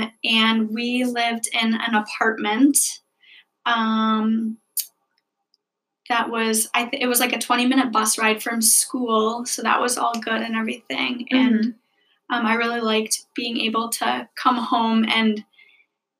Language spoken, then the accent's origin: English; Keele, Wisconsin, United States; I'm from Keele, Wisconsin